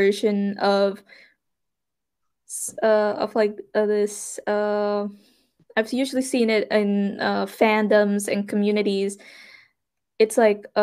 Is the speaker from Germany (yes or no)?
no; Suriname; moved away as an adult; I'm from Suriname